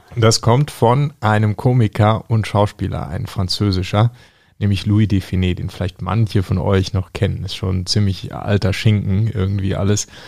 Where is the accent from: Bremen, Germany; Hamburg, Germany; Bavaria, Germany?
Bavaria, Germany; dass wir aus Bayern kommen